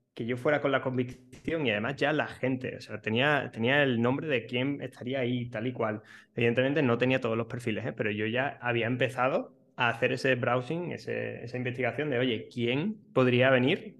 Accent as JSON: {"language": "Spanish", "town": "Seville", "region": "Andalusia", "country": "Spain", "said": "yo justo soy de, Sevilla"}